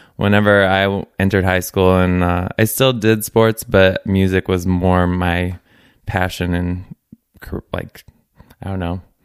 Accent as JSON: {"language": "English", "town": "Gillespie", "region": "Illinois", "country": "United States", "tie": "born or raised there", "said": "I grew up in Gillespie, Illinois"}